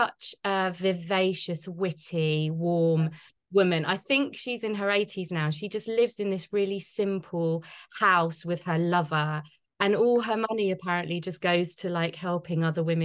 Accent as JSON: {"language": "English", "region": "London", "country": "United Kingdom", "tie": "born or raised there", "said": "I'm a Londoner born and bred"}